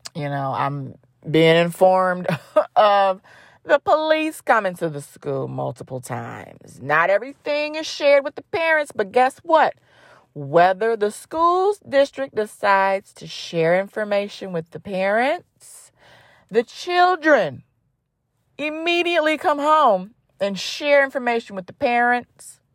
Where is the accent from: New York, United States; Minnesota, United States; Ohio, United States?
Ohio, United States; Cleveland; I grew up, born and raised in Cleveland, Ohio